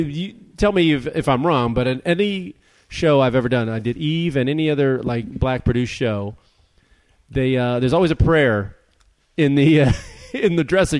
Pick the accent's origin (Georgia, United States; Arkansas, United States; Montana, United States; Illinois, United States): Illinois, United States; Chicago; my hometown of Chicago